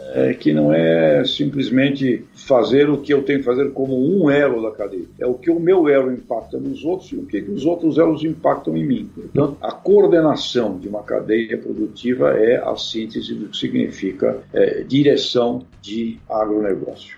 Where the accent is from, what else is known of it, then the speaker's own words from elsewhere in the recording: Santos, São Paulo, Brazil; eu nasci em Santos, né, e tive uma, uma infância bastante complicada